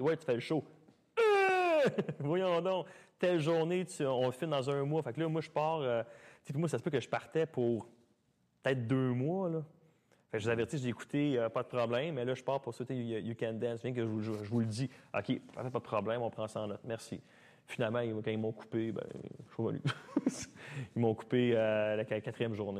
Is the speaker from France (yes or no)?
no; Mont-Saint-Hilaire, Quebec, Canada; also born or lived in Sainte-Julie; J'étais revenu à Mont-Saint-Hilaire, euh, ma ville natale, chez ma sœur